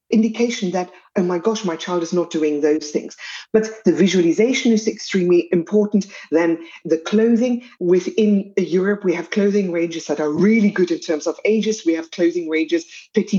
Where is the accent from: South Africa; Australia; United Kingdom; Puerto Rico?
South Africa; as you can hear from my accent, I come from South Africa